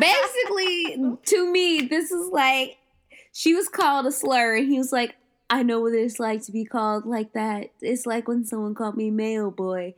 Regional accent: Cleveland, Ohio, United States; I'm from Cleveland

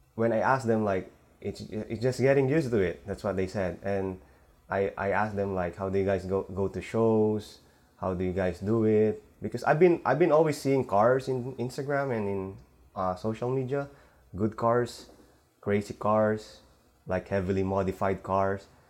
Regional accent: Manila, Metro Manila, Philippines; now in San Francisco Bay Area, United States; originally I'm from uh, Philippines in Manila. So we moved here with my family 2007

